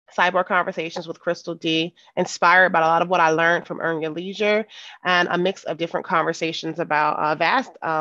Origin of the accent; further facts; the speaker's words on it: Philadelphia, Pennsylvania, United States; moved away; I'm from Philly, you know, simple girl from West Philadelphia, literally born and raised.